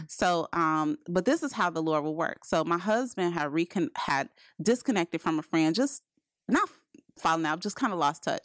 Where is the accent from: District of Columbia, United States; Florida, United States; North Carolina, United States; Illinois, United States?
Illinois, United States; Chicago; we're from Chicago